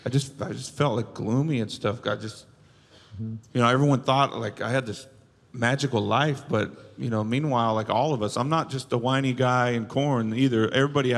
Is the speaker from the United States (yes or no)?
yes; Bakersfield, California, United States; my hometown. It was Bakersfield.